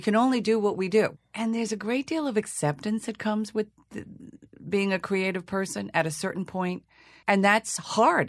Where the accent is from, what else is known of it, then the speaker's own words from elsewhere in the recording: Long Island, New York, United States; accent: Long Island; I was from Long Island. It would be hard to play Hedda Gabler when you're talking like this.